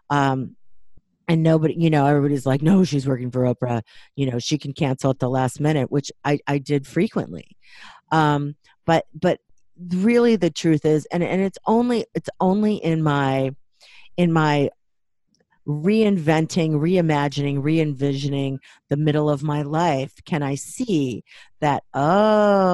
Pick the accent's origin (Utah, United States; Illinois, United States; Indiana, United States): Illinois, United States; Waukegan; I grew up Catholic in Waukegan, Illinois